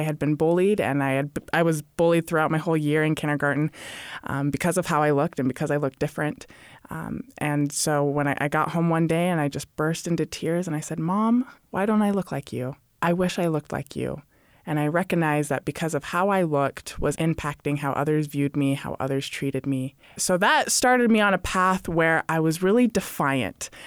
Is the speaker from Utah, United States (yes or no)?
yes; Utah, United States; also born or lived in Hawaii / Arizona / Indiana; So I am originally from Utah, was born in Utah. I've lived in a lot of different states, Hawaii, Arizona, Indiana. Would say I did most of my growing up in Utah